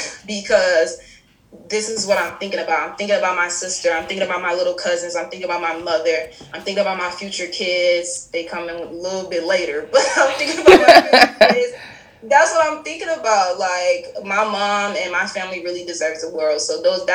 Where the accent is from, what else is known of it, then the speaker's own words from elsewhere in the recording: Detroit, Michigan, United States; moved away; Growing up in Detroit is hard